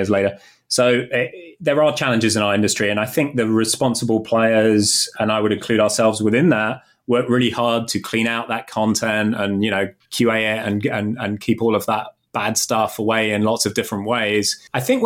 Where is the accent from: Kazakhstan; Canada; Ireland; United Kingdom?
United Kingdom; moved away as an adult; now in Chicago, United States